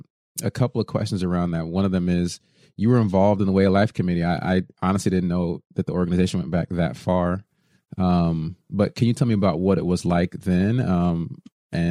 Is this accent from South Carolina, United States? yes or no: no; Texas, United States; I grew up in Texas, where 10 years before me, the high school was segregated before I got there.